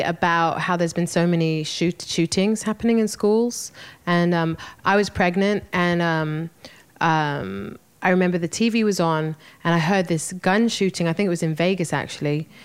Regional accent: London, United Kingdom; moved away; I had a, a wonderful show in, in London. It was a homecoming show, you know, to my hometown

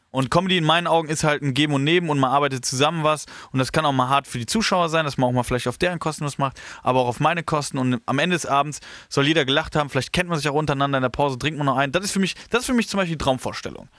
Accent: Horhausen, Rhineland-Palatinate, Germany; now in Heidelberg, Germany; ich komme ja da aus dem Rheinland

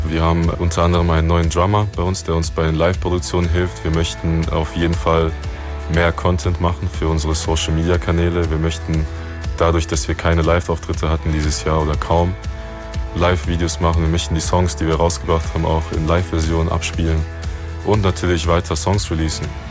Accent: Rhineland-Palatinate, Germany; wir kommen ja aus der Pfalz

